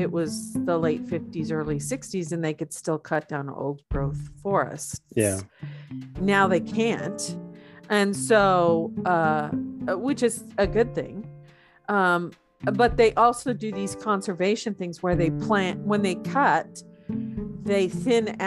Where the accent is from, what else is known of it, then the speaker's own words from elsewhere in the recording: Pacific Northwest, United States; also born or lived in Oregon / Washington; I grew up there. I grew up in Oregon and Washington